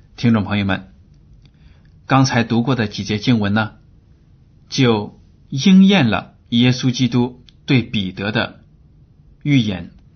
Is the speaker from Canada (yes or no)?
no; China; 我们汉语里啊有很多的俗语，都表明了我们中国人在整体上习惯于随大流。